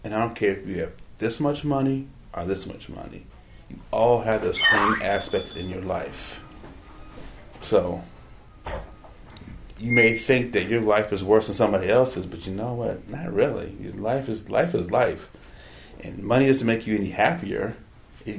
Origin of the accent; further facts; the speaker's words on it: Berkeley, California, United States; I was born in Berkeley